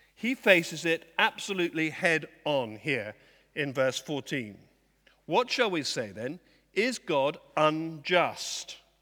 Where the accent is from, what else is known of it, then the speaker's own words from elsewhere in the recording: Dorset, South West England, United Kingdom; I come from Dorset